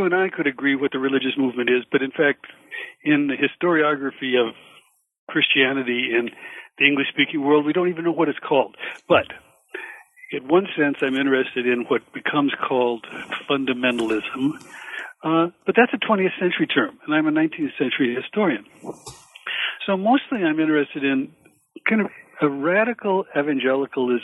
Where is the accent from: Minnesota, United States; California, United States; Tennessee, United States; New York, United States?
Minnesota, United States; Minneapolis; moved away as an adult; I grew up a Swedish-American lad from Minnesota